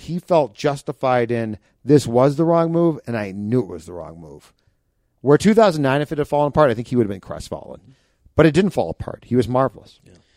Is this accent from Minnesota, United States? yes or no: yes; Minnesota, United States; we're from Minnesota